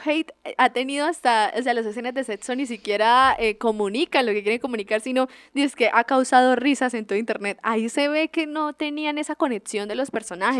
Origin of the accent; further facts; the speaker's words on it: Colombia; nosotros como buenos colombianos